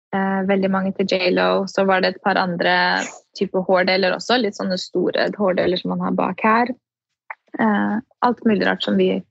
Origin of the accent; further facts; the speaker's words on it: Norway; moved away as an adult; now in United States; hjemme i Norge